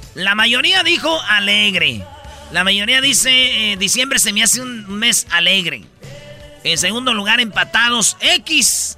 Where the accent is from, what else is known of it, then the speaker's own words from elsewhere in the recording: central Mexico, Mexico; nosotros, que somos del centro de la República